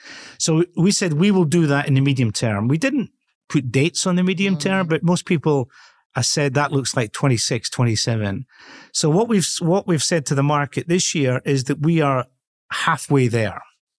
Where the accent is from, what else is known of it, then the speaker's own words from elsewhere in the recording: Edinburgh, Scotland, United Kingdom; born there; accent: Scottish with a hint of Irish; It's Scottish with a hint of Irish in it. But I was born in Edinburgh.